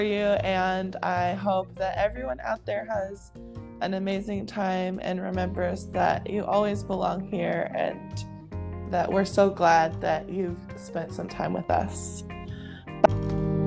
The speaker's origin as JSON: {"language": "English", "region": "Hawaii", "country": "United States", "tie": "born or raised there", "said": "I grew up in Hawaii where white people weren't the minority, but they weren't the majority"}